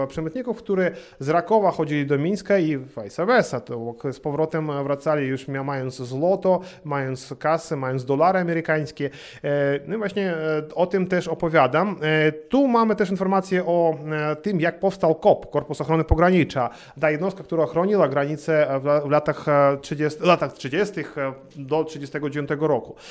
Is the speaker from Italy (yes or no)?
no; Belarus; jako Białorusin